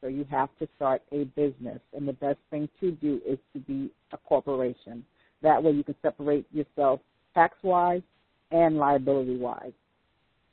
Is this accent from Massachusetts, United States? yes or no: no; New York, United States; I'm from New York